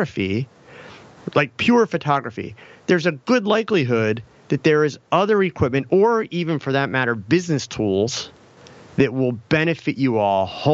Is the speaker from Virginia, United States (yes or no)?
no; Philadelphia, Pennsylvania, United States; now in Lehigh Valley, United States; I'm from Philly